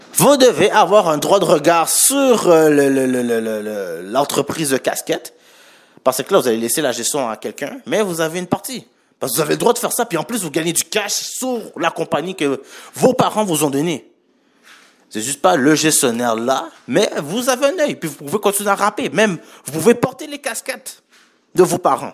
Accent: Montreal, Quebec, Canada; Je suis né à Montréal et je suis d'origine haïtienne

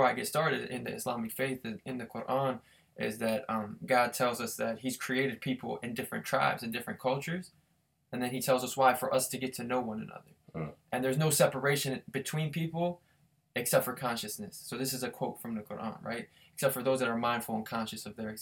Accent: Harrisburg, Pennsylvania, United States; moved away as an adult; also born or lived in New York / Philadelphia / Pittsburgh; I grew up in Harrisburg with Thomas here

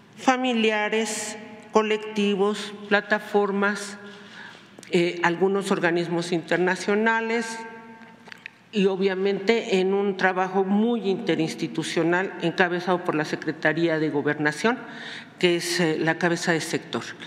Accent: Mexico; tengo casi 41 años en la lucha social y popular en este país, que es mi país, y junto a mi pueblo

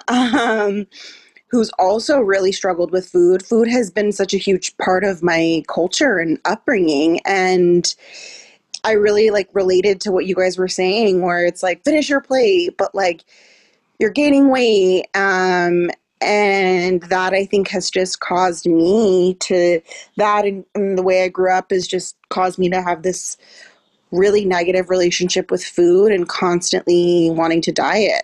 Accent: California, United States; growing up in California

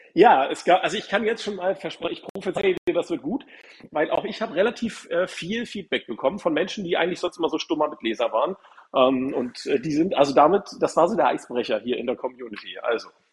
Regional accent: Hamburg, Germany; aus meiner Heimatstadt

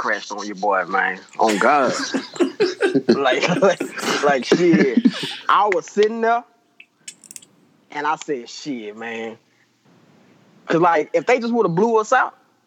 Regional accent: Shreveport, Louisiana, United States; born or raised there; also born or lived in Baton Rouge, Louisiana / Dallas, Texas

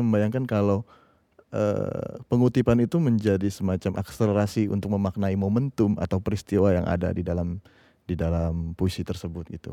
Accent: Jakarta, Indonesia; also born or lived in Tangerang; Aku lahir di Rawamangun, tumbuh hmm. Eh, di Rawamangun

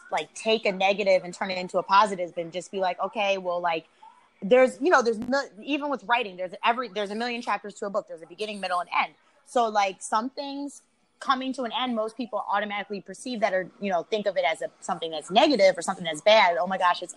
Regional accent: Chicago, Illinois, United States; growing up in Chicago, I was, like, one of two mixed kids in, you know, my junior high

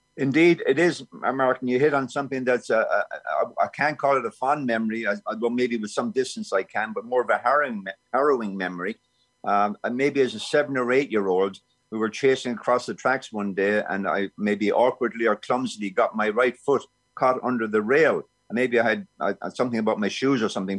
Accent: Clonmel, Tipperary, Ireland; moved away as an adult; now in Vancouver, Canada; I was born down by the Friary, but we moved quickly to Griffith Avenue, which was the biggest uh, estate in Clonmel at the time

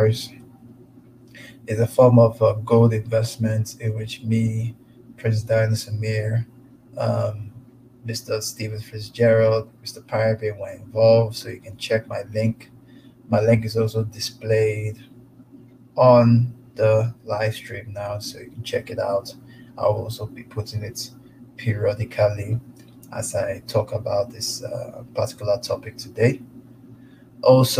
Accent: Igbo, Igboland, Nigeria; now in United States; I'm from the Igbo tribe

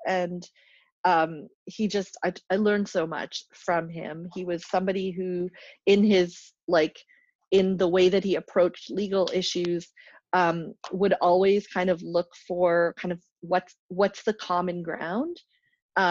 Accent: Grande Prairie, Alberta, Canada; I grew up in Grand Prairie, Alberta

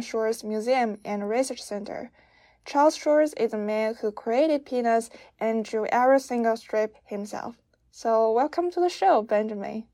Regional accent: China; moved away; I'm from China

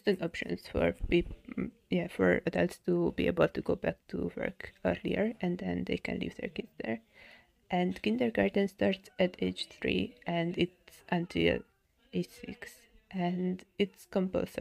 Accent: Hungary; I'm from Hungary

